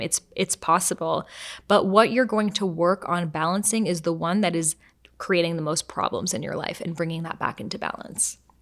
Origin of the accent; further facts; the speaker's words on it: Boston, Massachusetts, United States; I grew up in Boston.